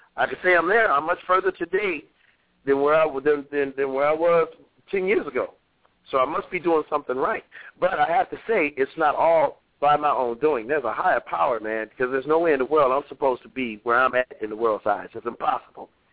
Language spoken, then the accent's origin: English; Cleveland, Ohio, United States; moved away; I went to Cleveland first, my hometown